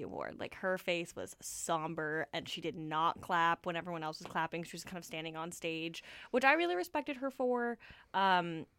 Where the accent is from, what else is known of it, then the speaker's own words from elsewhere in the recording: Toronto, Ontario, Canada; now in Vancouver, Canada; I'm from Toronto